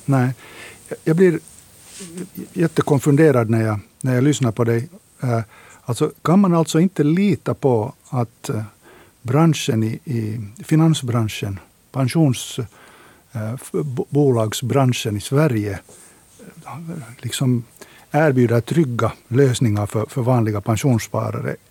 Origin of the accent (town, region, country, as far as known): Finland